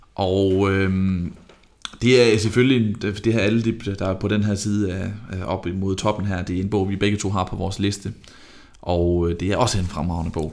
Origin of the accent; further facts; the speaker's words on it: Vejle, Southern Denmark, Denmark; Jeg er fra Vejle